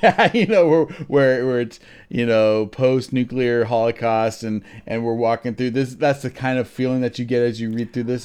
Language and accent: English; United States; I'm an American